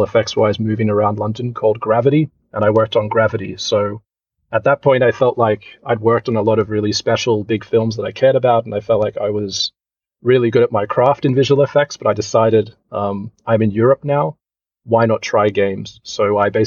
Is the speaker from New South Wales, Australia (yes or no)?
yes; Sydney, New South Wales, Australia; moved away as an adult; now in Helsinki, Finland; I'm actually from Sydney, Australia originally. So, yeah, grew up in Australia